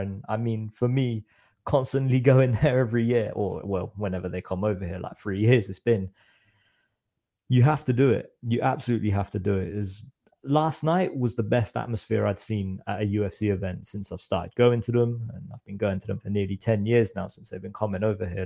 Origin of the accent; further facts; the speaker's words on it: Reading, South East England, United Kingdom; I'm from Reading, so it's about, say, an hour away from London